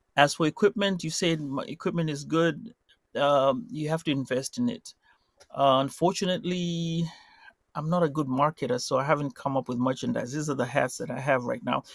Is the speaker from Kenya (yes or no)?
yes; Mombasa, Mombasa County, Kenya; now in United States; I'm from Mombasa and it's hot